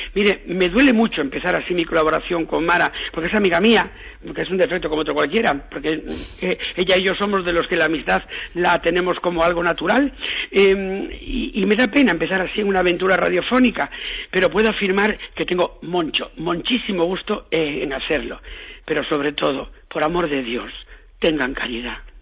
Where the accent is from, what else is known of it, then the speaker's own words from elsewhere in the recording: Galicia, Spain; en mi tierra, yo que soy gallego